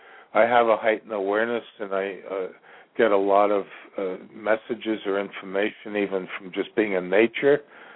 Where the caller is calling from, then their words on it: Ashland, Virginia, United States; I'm calling from the center of the universe, Ashland, Virginia.